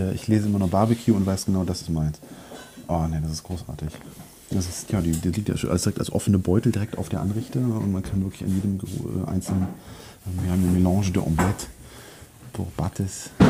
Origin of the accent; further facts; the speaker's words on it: Germany; Ich bin Deutscher